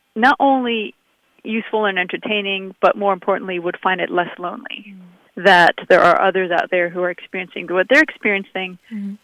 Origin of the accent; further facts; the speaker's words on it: Abu Dhabi, United Arab Emirates; also born or lived in San Francisco; now in Los Angeles, United States; I grew up in the deserts of Abu Dhabi